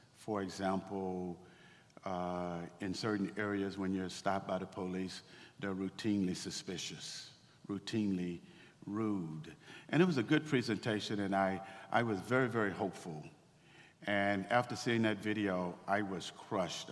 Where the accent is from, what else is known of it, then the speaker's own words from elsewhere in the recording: Waco, Texas, United States; I grew up in Waco, Texas uh, in the 1960s